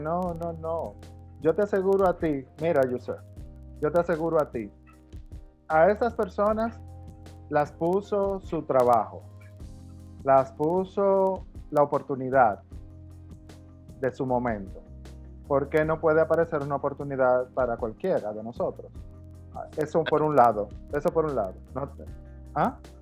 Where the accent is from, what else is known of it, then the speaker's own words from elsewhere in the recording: Dominican Republic; me siento a velar por el futuro de la moda en mi país